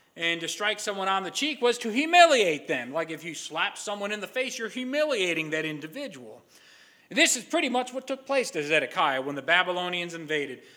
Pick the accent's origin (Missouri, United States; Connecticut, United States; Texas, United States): Connecticut, United States; Stratford; moved away as an adult; also born or lived in Niles, Ohio; I am from the town of Stratford, Connecticut